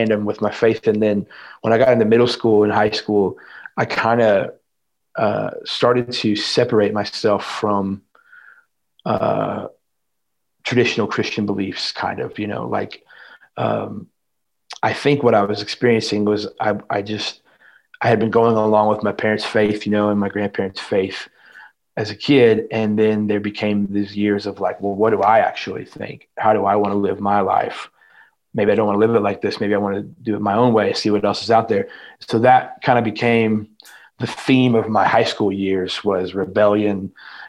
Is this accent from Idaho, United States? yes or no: no; Indiana, United States; I was born and raised in Indiana